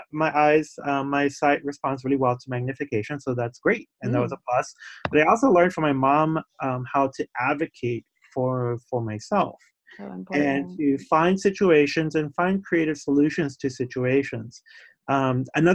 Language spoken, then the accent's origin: English; Puerto Rico; now in Somerville, United States; I was born in Puerto Rico